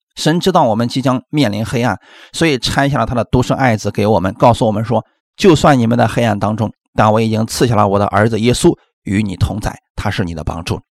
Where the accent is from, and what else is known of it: China